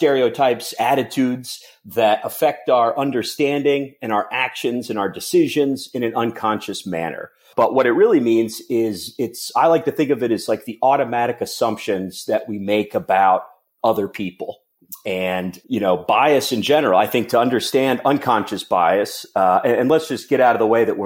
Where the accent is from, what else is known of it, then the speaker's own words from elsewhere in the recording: Cincinnati, Ohio, United States; I'm from Cincinnati